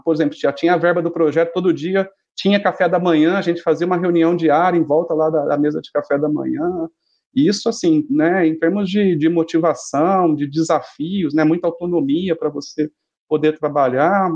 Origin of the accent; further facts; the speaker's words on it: Ribeirão Preto, São Paulo, Brazil; also born or lived in Americana; eu nasci em Ribeirão, sempre fiquei aqui, sempre morei com os meus pais, nunca tinha saído de casa para nada